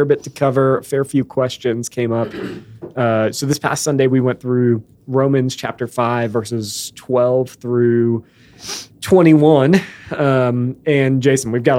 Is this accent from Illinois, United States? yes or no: yes; outside of Chicago, Illinois, United States; I grew up outside of Chicago